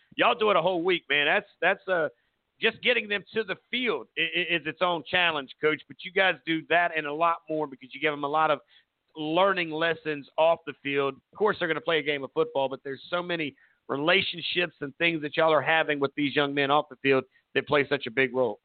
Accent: Myrtle Beach, South Carolina, United States; my hometown in Myrtle Beach, South Carolina

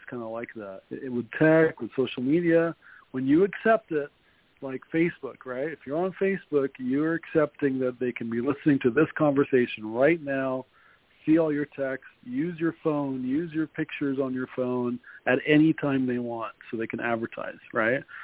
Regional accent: New York City, New York, United States; accent: New York; also born or lived in Jersey City; now in Utah, United States; I was born in Queens. We lived in Queens for a while, and then we moved to Jersey City

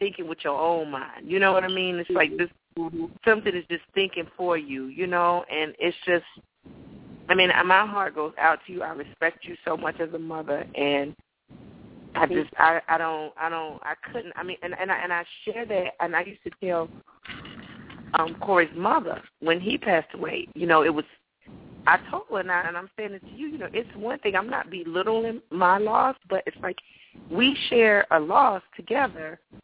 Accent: Atlanta, Georgia, United States; I'm from Atlanta, so, you know, I'm here in this heat

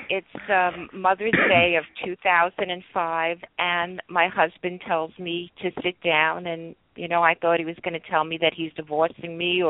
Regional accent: New York, United States; also born or lived in South Florida

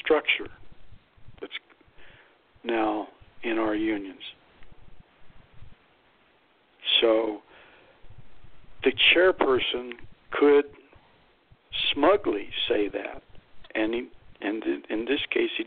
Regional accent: Youngstown, Ohio, United States; moved away as an adult; I grew up in Youngstown, Ohio. And while I was gone from the area in the early 80s

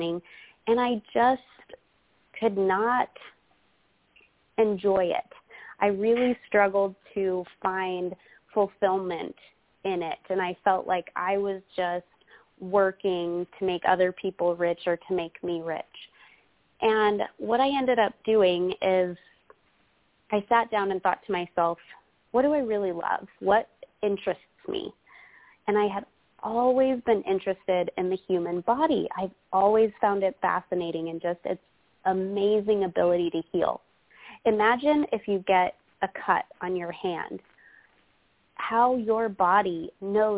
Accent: Reno, Nevada, United States; moved away as an adult; now in California, United States; in Reno, Nevada, where I'm originally from

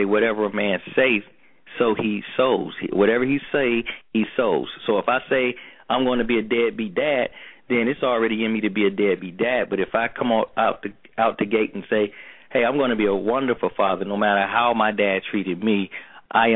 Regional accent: Atlanta, Georgia, United States; I grew up in Atlanta Projects, you know, Perry Home, in Buckhead, you know, that's where I was from

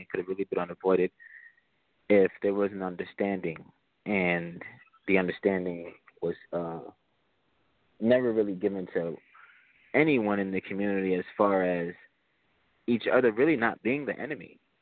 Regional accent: Springfield, United States; we have here in Springfield a few street gangs that I grew up around uh, due to where I grew up in Springfield

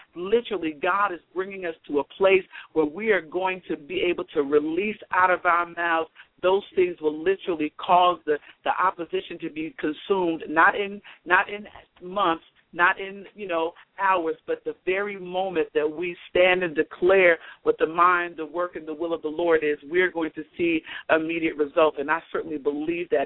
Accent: Rock Hill, South Carolina, United States; I'm from Rock Hill.

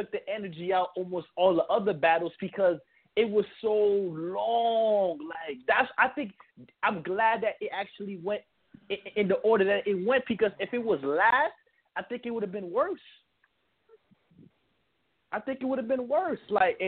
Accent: New York, United States; I'm from New York

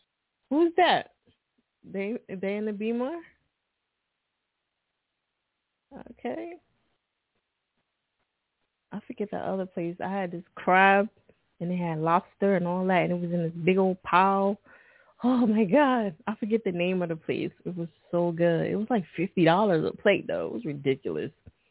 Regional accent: New Jersey, United States; Yeah, you know, Jersey is my home state, baby.

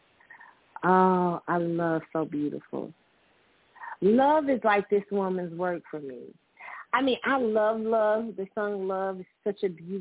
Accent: Kansas City, United States; my hometown, Kansas City

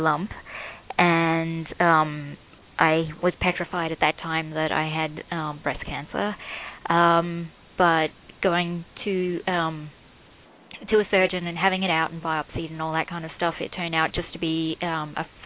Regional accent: Australia; accent: Australian; moved away; I was born and raised in Australia.

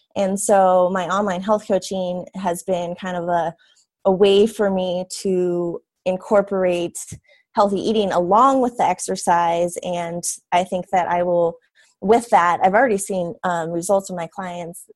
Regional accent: Quincy, California, United States; also born or lived in Chico, California; we moved back to our hometown which is a really small town in the mountains in california quincy california

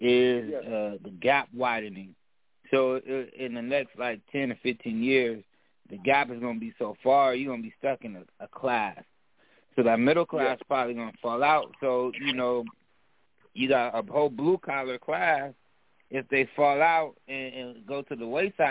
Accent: San Diego, California, United States; also born or lived in San Francisco Bay Area / Virginia; now in Atlanta, United States; I'm originally from San Diego. That's where I grew up.

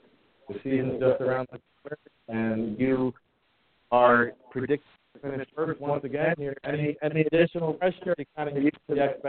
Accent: New York City, New York, United States; I'm a Yankees fan and I grew up in the Bronx

